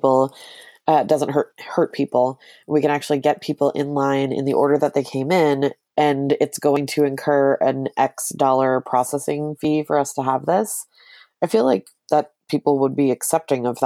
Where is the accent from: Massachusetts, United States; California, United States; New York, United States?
New York, United States; also born or lived in Chicago; now in Portland, United States; I grew up in New York. That's where I'm from